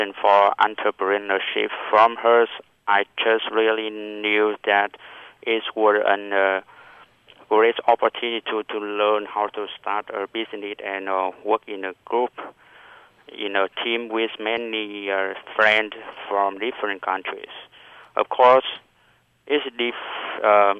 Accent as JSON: {"language": "English", "region": "Northern Vietnam", "country": "Vietnam", "tie": "born or raised there", "moved": "as an adult", "lives_now": "Kaohsiung, Taiwan", "said": "I'm from Vietnam, and my hometown is in the north of Vietnam."}